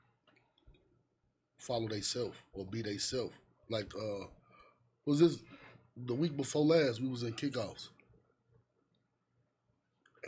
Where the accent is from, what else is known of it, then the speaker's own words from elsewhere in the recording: Chicago, Illinois, United States; moved away; also born or lived in Dolton, Illinois; I'm originally from the Racine Course. I'm from 111th